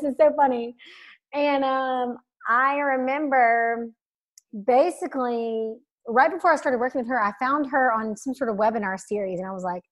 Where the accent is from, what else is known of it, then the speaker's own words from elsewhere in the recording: Alabama, United States; I grew up in Alabama